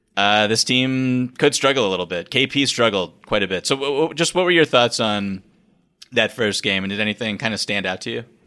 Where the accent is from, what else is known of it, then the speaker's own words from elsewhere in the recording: Boston, Massachusetts, United States; growing up in Boston